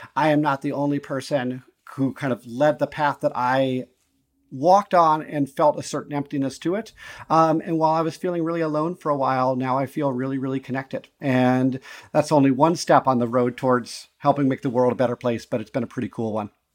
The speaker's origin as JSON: {"language": "English", "region": "Montana", "country": "United States", "tie": "born or raised there", "also_born_or_lived": "Chicago / Navajo Nation, New Mexico", "moved": "yes", "lives_now": "Milwaukee, United States", "said": "I grew up in Montana, primarily in a, you know, m, in a predominantly pretty white place"}